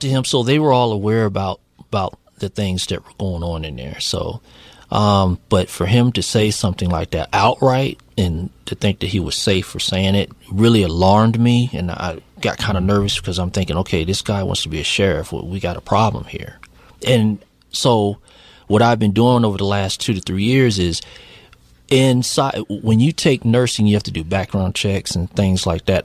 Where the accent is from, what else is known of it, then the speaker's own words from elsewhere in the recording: Virginia, United States; I'm from Virginia